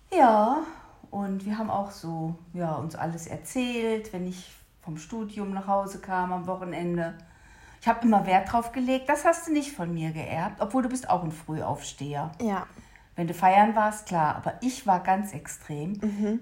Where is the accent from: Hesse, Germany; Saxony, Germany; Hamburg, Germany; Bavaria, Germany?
Hesse, Germany; da wo ich aufgewachsen bin in Hessen